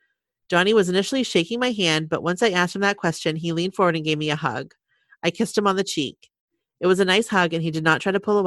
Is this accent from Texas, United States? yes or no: no; Milwaukee, Wisconsin, United States; I said no, since I'm from Milwaukee.